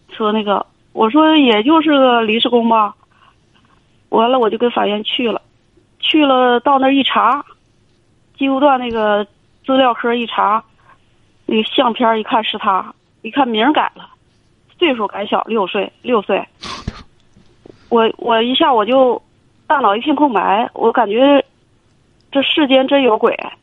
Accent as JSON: {"language": "Chinese", "region": "Heilongjiang", "country": "China", "tie": "born or raised there", "moved": "yes", "lives_now": "Beijing, China", "said": "我是一个单亲妈妈，我四十五岁啊。周岁四十五，虚，虚岁四十六。嗯。我，我老家是在黑龙江，现在定居在北京"}